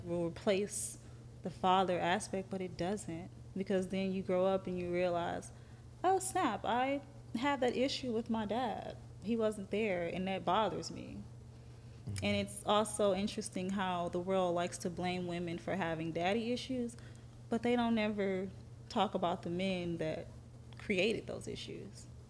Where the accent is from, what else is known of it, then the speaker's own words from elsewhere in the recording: Athens, Georgia, United States; I'm from Athens.